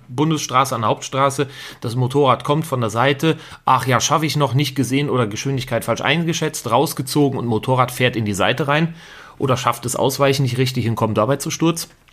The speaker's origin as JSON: {"language": "German", "region": "Rhineland", "country": "Germany", "moved": "yes", "lives_now": "Bavaria, Germany", "said": "ich bin ja auch Rheinländer eigentlich in Bayern"}